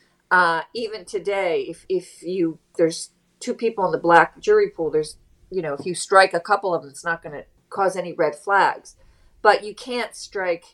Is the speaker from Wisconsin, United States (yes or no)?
no; New Jersey, United States; I grew up in New Jersey